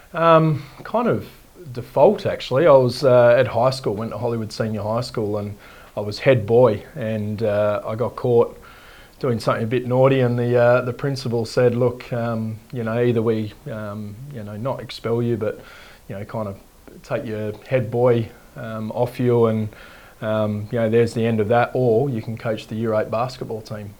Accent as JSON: {"language": "English", "town": "Darlington", "region": "Western Australia", "country": "Australia", "tie": "born or raised there", "said": "I was brought up in the hills in here in Western Australia"}